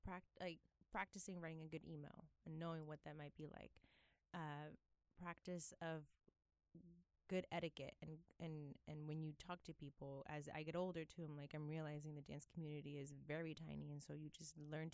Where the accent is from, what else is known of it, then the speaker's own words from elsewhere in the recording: Miami, Florida, United States; moved away as an adult; now in New York, United States; growing up in Miami, I was never at the beach.